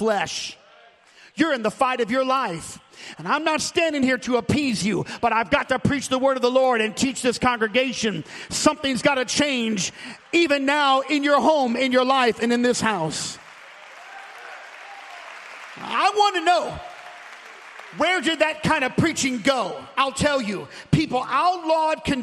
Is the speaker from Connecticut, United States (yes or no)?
no; St. Louis, Missouri, United States; I was born in St. Louis, Missouri.